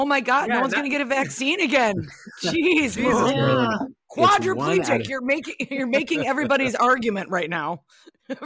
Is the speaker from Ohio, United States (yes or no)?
no; St. Paul, Minnesota, United States; Yeah, I'm from St. Paul